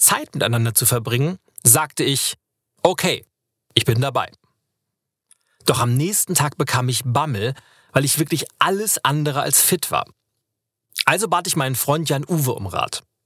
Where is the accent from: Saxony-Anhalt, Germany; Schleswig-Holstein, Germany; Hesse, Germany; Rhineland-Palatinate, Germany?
Schleswig-Holstein, Germany; Lübeck; moved away; in meiner Heimatstadt Lübeck